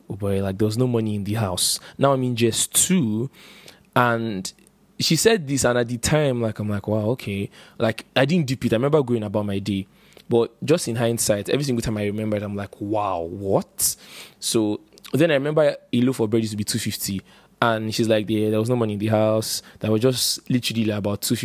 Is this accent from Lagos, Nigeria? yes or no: no; Port Harcourt, Rivers State, Nigeria; I grew up in Port Harcourt